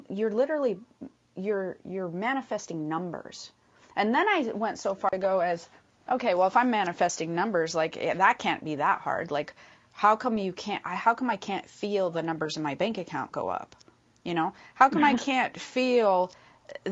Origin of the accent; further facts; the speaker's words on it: Midwest, United States; moved away; we come from the Midwest